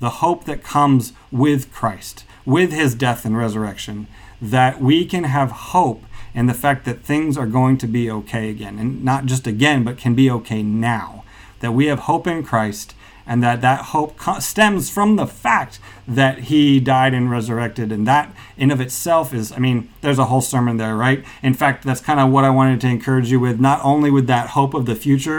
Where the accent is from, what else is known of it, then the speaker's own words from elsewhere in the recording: Kazakhstan; including cultures I grew up with in Kazakhstan, where during Nowruz, which is the celebration of spring, they also decorate eggs and celebrate it that way.